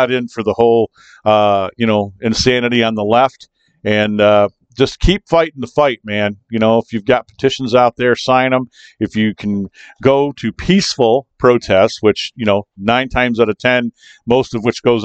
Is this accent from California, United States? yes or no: no; Kalamazoo, Michigan, United States; coming to you from Kalamazoo, Michigan. Yes, that's right, my hometown, Kalamazoo, Michigan / Portage